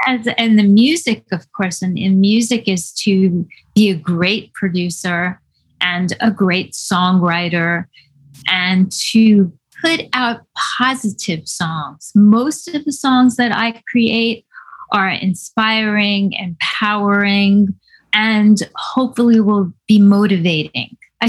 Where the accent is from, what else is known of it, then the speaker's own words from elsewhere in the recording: New York City, New York, United States; in New York City. Yes, but summer camps were segregated.